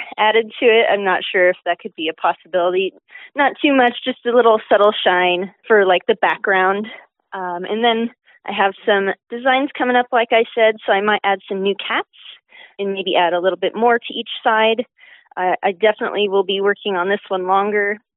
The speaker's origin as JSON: {"language": "English", "town": "Martinez", "region": "California", "country": "United States", "moved": "as an adult", "lives_now": "Humboldt, United States", "said": "I'm originally from Martinez, which is in the East Bay area"}